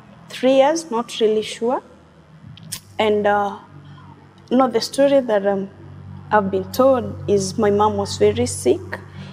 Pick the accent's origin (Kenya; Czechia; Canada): Kenya; Meru, Meru County; as you have said. I come from Meru.